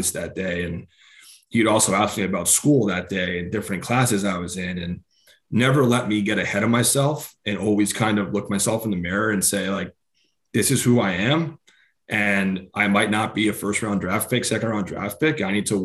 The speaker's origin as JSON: {"language": "English", "town": "Hamden", "region": "Connecticut", "country": "United States", "tie": "born or raised there", "said": "in my hometown in Hamden"}